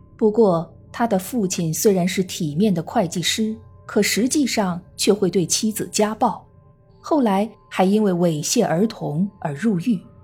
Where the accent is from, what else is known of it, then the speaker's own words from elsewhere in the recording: China; 我们中国人